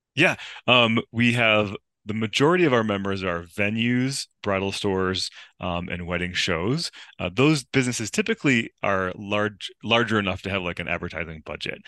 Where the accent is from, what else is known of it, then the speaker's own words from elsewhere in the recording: outside of Buffalo, New York, United States; also born or lived in Southern California / Los Angeles; now in Mammoth Lakes, United States; I grew up outside of Buffalo, New York